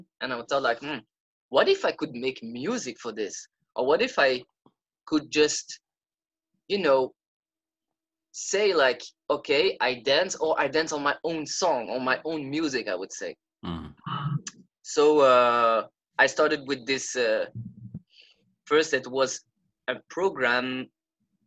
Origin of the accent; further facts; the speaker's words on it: Belgium; I come from Belgium